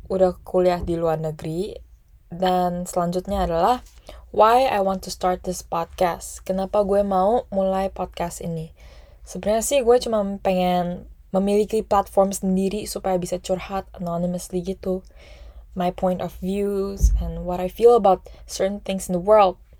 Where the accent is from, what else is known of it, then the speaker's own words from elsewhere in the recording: Indonesia; Indonesian is a second language; etnisiti gue adalah Cindo